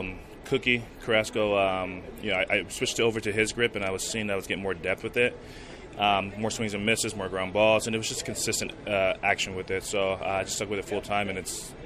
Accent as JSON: {"language": "English", "region": "Southern California", "country": "United States", "tie": "born or raised there", "said": "Growing up in Southern California, not too far from L.A."}